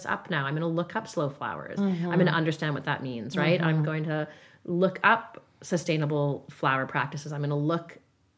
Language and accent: English; London, Ontario, Canada; moved away as an adult; also born or lived in New York; now in Calgary, Canada; I grew up in Ontario